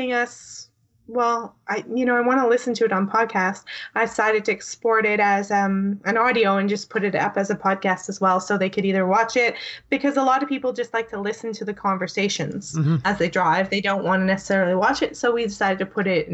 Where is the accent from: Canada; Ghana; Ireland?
Canada; I'm Canadian